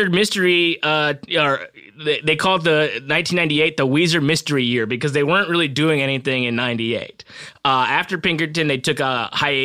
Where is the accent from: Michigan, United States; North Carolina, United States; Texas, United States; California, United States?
California, United States; Southern; I'm from Southern California